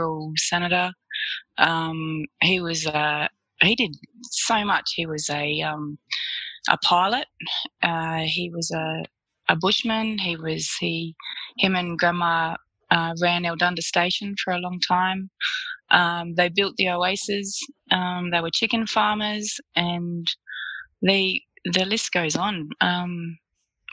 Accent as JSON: {"language": "English", "town": "Alice Springs", "region": "Northern Territory", "country": "Australia", "tie": "born or raised there", "said": "I was born in Alice Springs. I've been here 40 years."}